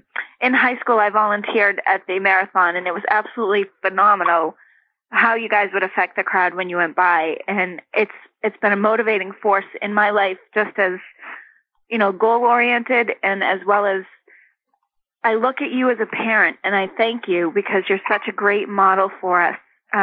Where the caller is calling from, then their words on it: Dedham, Massachusetts, United States; From Dedham, Mass.